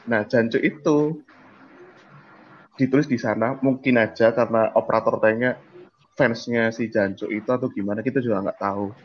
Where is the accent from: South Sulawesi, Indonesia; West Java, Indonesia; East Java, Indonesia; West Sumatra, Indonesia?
East Java, Indonesia; Surabaya; ada aku asli Surabaya